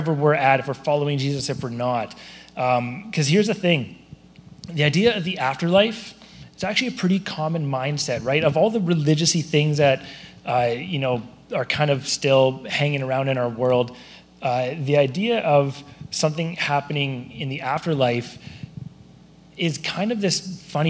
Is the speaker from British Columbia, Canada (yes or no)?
yes; Surrey, British Columbia, Canada; also born or lived in Abbotsford; I grew up in Surrey.